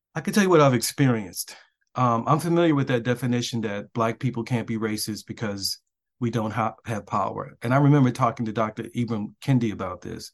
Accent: Baltimore, Maryland, United States; moved away; I grew up in West Baltimore

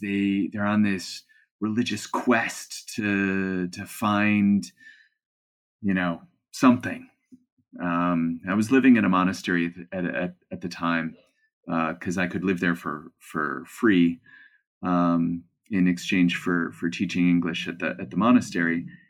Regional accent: Cleveland, Ohio, United States; moved away as an adult; I'm a kid from Cleveland

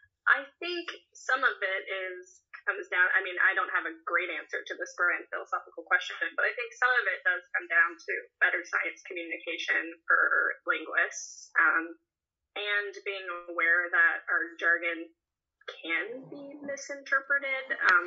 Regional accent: Nevada, United States; also born or lived in Northern Minnesota; now in Oregon, United States; I'm from Nevada originally.

